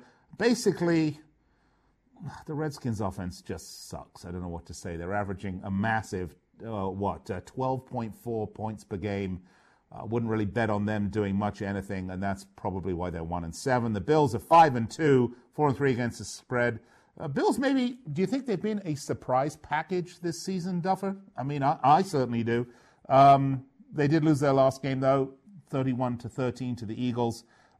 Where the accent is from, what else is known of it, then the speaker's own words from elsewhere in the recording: London, United Kingdom; moved away; from London, born and raised in London.